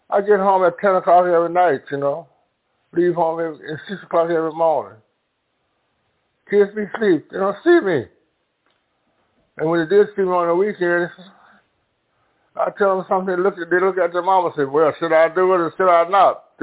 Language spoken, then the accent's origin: English; Clarksdale, Mississippi, United States; now in Chicago, United States; I was born in uh, Clarksville, Mississippi.